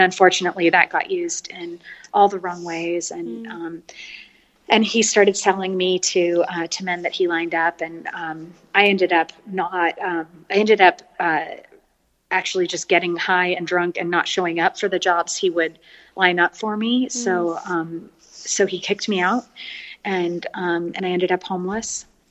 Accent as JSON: {"language": "English", "town": "San Francisco", "region": "California", "country": "United States", "tie": "born or raised there", "also_born_or_lived": "Paris, France", "moved": "yes", "lives_now": "Austin, United States", "said": "I grew up in California, uh, in San Francisco, and so I've really been a city girl my whole life"}